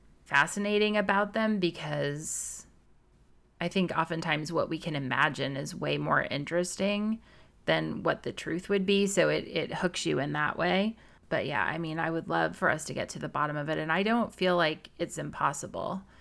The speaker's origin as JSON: {"language": "English", "town": "Lebanon", "region": "Missouri", "country": "United States", "tie": "born or raised there", "said": "it has a Lebanon address, which is my hometown"}